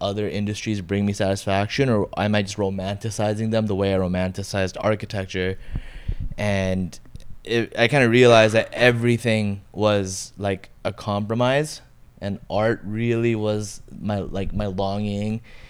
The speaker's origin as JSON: {"language": "English", "country": "Bangladesh", "tie": "born there", "also_born_or_lived": "Montreal / Toronto / Los Angeles", "moved": "yes", "said": "So I was born in Bangladesh, moved to Montreal, then moved to Toronto. From Toronto, moved to Cali, and in Cali, I first lived in LA, and then to the OC, then moved back to Toronto, then moved to Bangladesh, came back"}